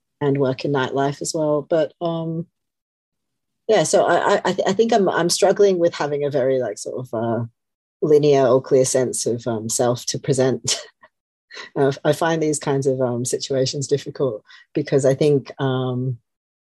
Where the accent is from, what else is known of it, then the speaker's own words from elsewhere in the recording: Australia; moved away as an adult; also born or lived in Melbourne / Sydney; now in London, United Kingdom; I'm from Australia, but I feel like I've lived here enough that I don't feel like that's a big part of my identity anymore